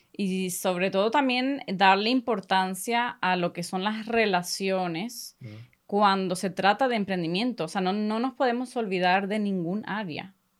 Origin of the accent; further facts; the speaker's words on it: Spain; first language Spanish; now in Sweden; soy, nací aquí en Suecia. Y cuando era muy pequeña eh, nos mudamos para España